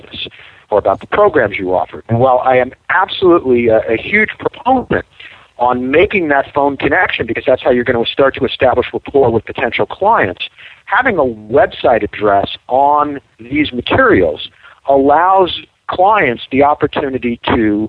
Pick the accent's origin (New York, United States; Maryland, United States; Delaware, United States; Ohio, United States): New York, United States; moved away; I'm originally from New York